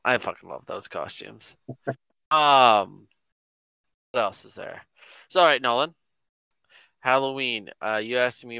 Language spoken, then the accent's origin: English; Canada; when I was a kid. I lived up north in McKenzie, which isn't too far up north for some people, but it gets really cold up there, right?